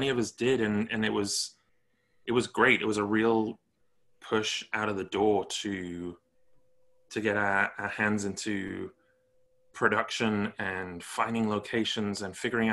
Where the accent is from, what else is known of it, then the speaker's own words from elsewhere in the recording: Stoke-on-Trent, West Midlands, United Kingdom; now in Los Angeles, United States; I'm from Stoke-on-Trent, Staffordshire, originally